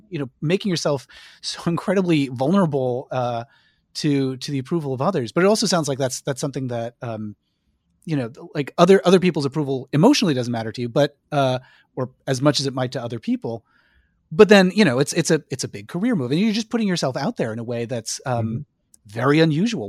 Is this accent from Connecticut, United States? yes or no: yes; Connecticut, United States; growing up in Connecticut